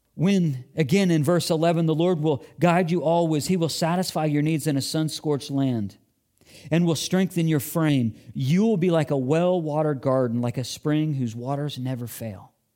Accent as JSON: {"language": "English", "region": "Illinois", "country": "United States", "tie": "born or raised there", "moved": "yes", "said": "my school age years in growing up in Illinois"}